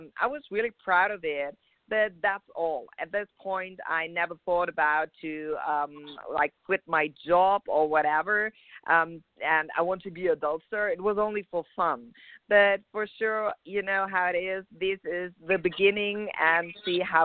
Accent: Germany; moved away as an adult; now in Los Angeles, United States; I'm from Germany. I moved over around about 2 years ago here to L.A., beautiful California.

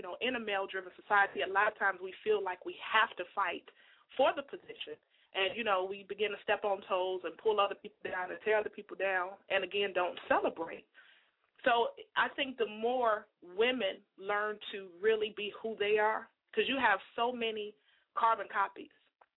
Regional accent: Chicago, Illinois, United States; I'm from Chicago, born and raised

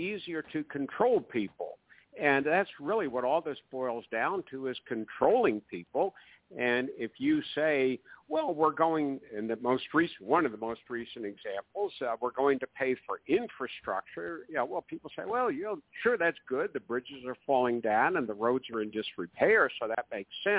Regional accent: Atlanta, Georgia, United States; I'm not in my hometown of Atlanta

